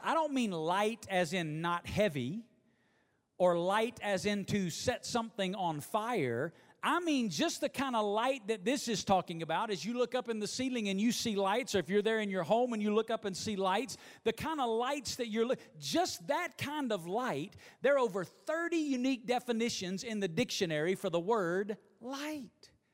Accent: Alabama, United States; now in Las Vegas, United States; growing up in Alabama

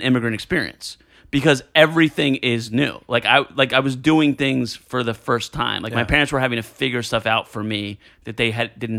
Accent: New Jersey, United States; No, I was born in Jersey.

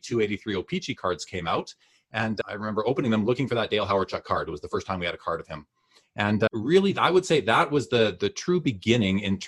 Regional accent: Winnipeg, Manitoba, Canada; moved away as an adult; now in Calgary, Canada; I'm originally from Winnipeg, Manitoba, Canada. I lived there for the first 30 years

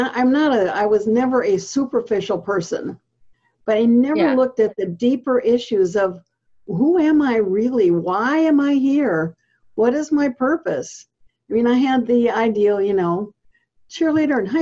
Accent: Southern California, United States; I grew up in Southern California

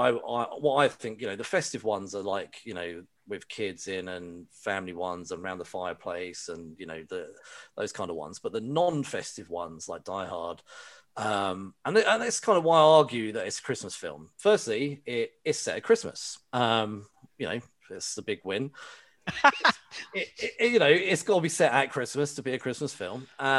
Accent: United Kingdom; Maybe it's because I'm British.

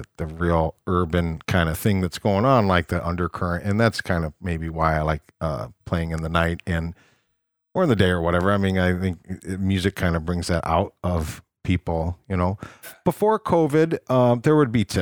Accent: Rock Falls, Illinois, United States; I'm from Rock Falls, Illinois. And in Rock Falls, Illinois, there's a little tavern where my mom worked

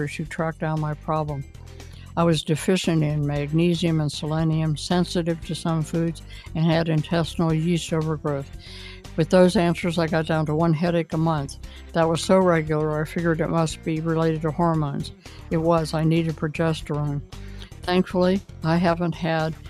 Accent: Columbus, Ohio, United States; I was born in the University Hospital at OSU

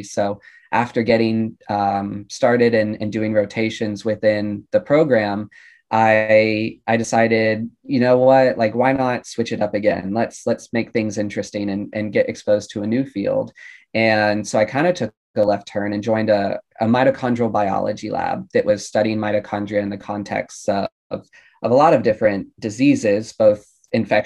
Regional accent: Georgia, United States; moved away as an adult; now in Baltimore, United States; I'm originally from Georgia

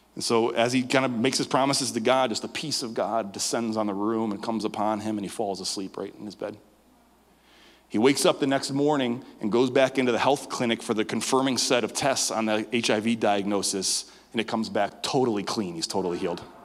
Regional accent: Western New York, United States; I was born in Western New York

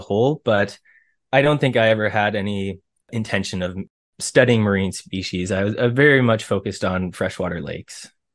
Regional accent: Ontario, Canada; I grew up in Ontario

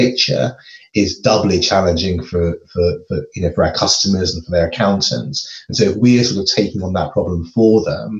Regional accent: London, United Kingdom; moved away as an adult; now in Edinburgh, United Kingdom; I actually grew up in London.

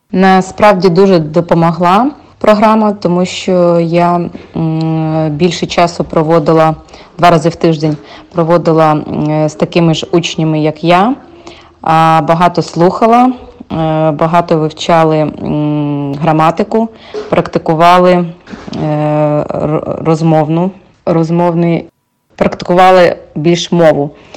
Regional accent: Ukraine; moved away as an adult; now in United States; Я з України.

